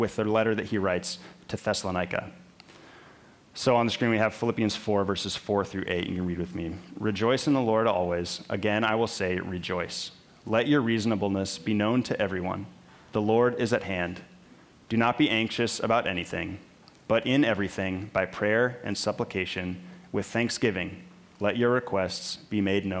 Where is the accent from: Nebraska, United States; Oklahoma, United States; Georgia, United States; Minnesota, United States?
Minnesota, United States; I grew up in Minnesota, which meant I grew up playing hockey